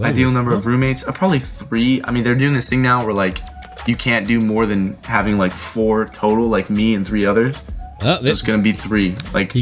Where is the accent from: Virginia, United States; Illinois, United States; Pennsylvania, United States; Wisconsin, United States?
Virginia, United States; Northern; My hometown is where I live now